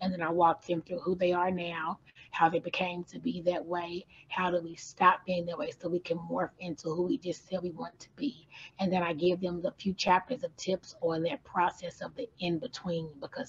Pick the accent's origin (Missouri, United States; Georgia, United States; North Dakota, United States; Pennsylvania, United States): Missouri, United States; St. Louis; moved away as an adult; now in Louisville, United States; I was born and raised in St. Louis, Missouri. Mm. I relocated to Louisville, Kentucky around 2012. I got married and I've been here since 2012.